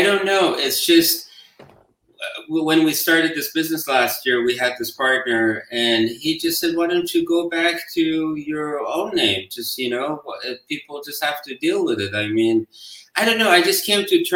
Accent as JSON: {"language": "English", "country": "Iran", "moved": "yes", "lives_now": "United States", "said": "I was from Iran"}